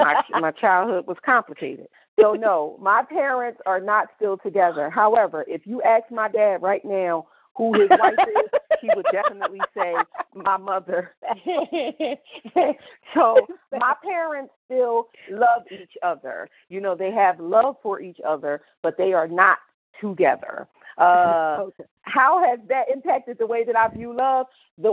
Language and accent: English; Camden, New Jersey, United States; What city and state is your hometown? Well, you know what it is. We're both from Camden, New Jersey.